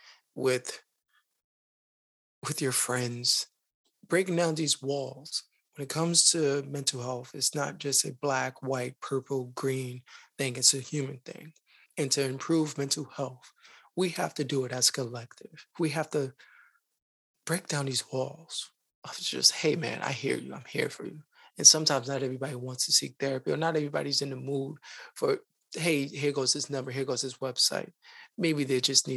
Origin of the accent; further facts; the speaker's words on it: New York City, New York, United States; I am from the Bronx, just like Khalif